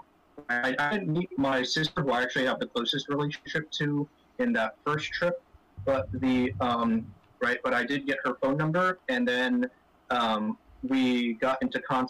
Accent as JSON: {"language": "English", "town": "Clifton", "region": "New Jersey", "country": "United States", "tie": "born or raised there", "also_born_or_lived": "Huánuco, Peru", "moved": "as an adult", "lives_now": "Callao, Peru", "said": "I was raised in North Jersey in the city of Clifton"}